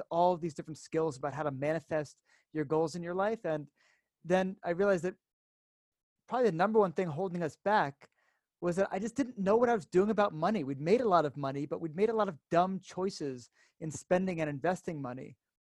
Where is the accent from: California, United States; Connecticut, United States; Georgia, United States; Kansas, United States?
Connecticut, United States; moved away as an adult; now in Israel; I'm from the States originally, grew up in Connecticut